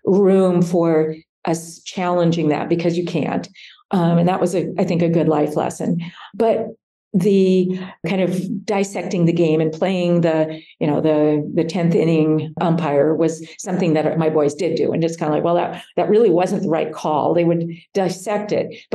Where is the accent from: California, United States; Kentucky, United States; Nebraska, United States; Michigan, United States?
Nebraska, United States; I was from Nebraska